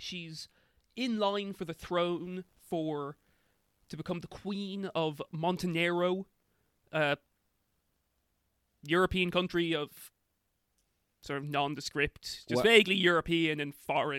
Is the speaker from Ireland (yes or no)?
yes; Ireland; And we're like, oh, we're from Ireland.